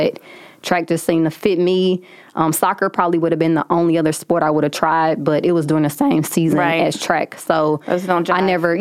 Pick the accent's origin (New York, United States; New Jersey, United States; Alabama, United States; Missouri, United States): Missouri, United States; St. Louis; I'm from St. Louis, so just being kind of a hometown hero